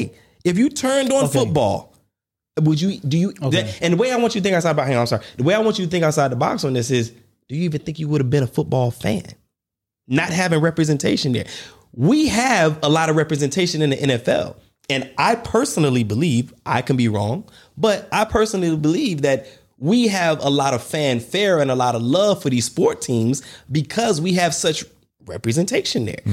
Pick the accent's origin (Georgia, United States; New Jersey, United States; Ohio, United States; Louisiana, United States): Georgia, United States; Warner Robins; I grew up in Warner Robins, Georgia